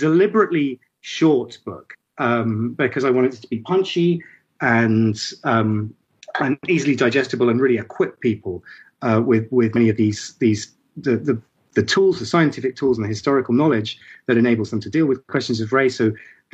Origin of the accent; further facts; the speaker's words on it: Ipswich, East of England, United Kingdom; I was born in Ipswich